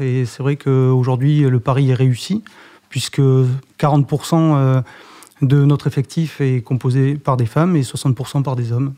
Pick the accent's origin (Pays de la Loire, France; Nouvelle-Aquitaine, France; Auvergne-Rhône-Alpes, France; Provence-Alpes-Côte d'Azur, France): Nouvelle-Aquitaine, France; Les Aldudes; moved away; je suis originaire du Pays Basque, d'un petit coin qui s'appelle Les Aldudes